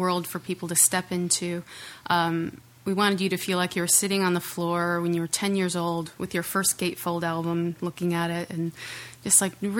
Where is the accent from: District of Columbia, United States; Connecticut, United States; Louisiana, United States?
Connecticut, United States; near Hartford; moved away; also born or lived in North Carolina; I grew up near Hartford